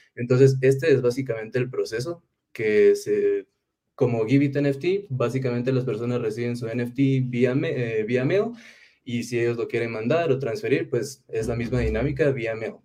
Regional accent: Guatemala; Yo soy de Guatemala, Centroamérica.

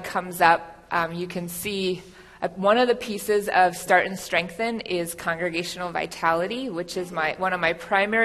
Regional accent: Minnesota, United States; now in Lincoln, United States; I'm originally from Minnesota.

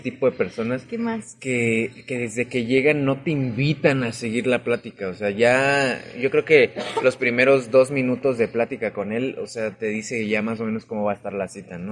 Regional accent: Mexico City, Mexico; moved away; yo que vengo de la Ciudad de México

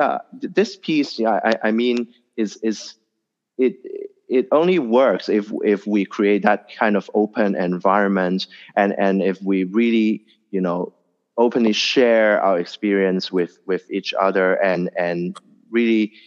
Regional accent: Hong Kong; being born and raised in Hong Kong

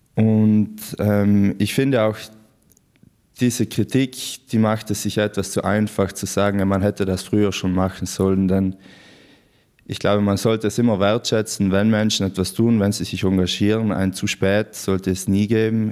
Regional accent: Brenner, Trentino-Alto Adige, Italy; also born or lived in Innsbruck, Austria; ich bin in, im ganz im Norden von Südtirol geboren und aufgewachsen in der Gemeinde Brenner, Fraktion Pflersch

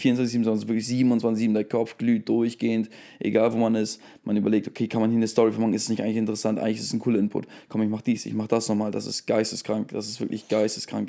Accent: Germany; now in Bremen, Germany; ich bin ja auch, um, wie gesagt, 40, 40 Minuten von hier aufgewachsen.

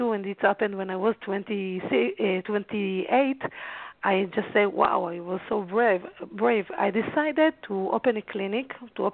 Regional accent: Haifa, Haifa District, Israel; born or raised there

